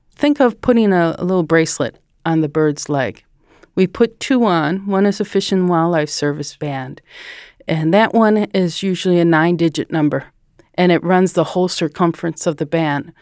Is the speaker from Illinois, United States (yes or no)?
yes; Chicago, Illinois, United States; also born or lived in Stevens Point, Wisconsin; I'm from the Chicago area